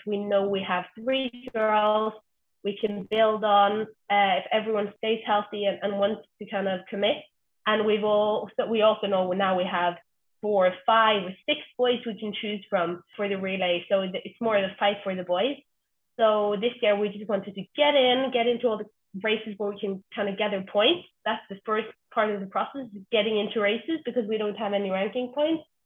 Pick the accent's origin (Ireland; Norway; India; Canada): Norway; Stavanger, Rogaland; I'm from Stavanger, the oil capital of Norway.